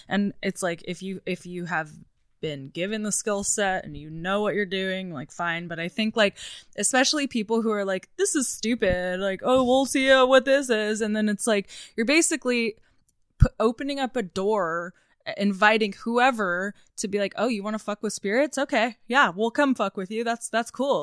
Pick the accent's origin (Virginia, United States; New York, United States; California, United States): California, United States; Southern Orange County; also born or lived in Newport Beach; now in Los Angeles, United States; I grew up in Southern Orange County.